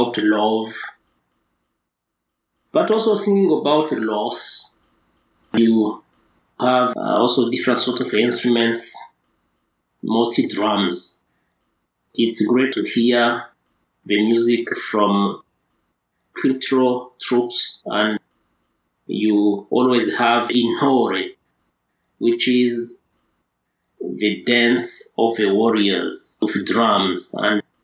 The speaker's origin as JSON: {"language": "English", "region": "Southern Province", "country": "Rwanda", "tie": "born or raised there", "said": "when I was a child, I used to visit my great-grandmother several kilometers from my hometown in the south"}